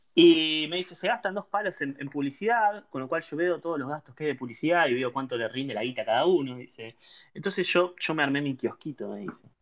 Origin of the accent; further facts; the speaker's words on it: Pacheco / Bella Vista area, Buenos Aires Province, Argentina; also born or lived in La Plata; Yo nací en La Plata. Ah, al año, dos años, mis viejos se mudaron para Pacheco. Me crié en Pacheco hasta los 10 años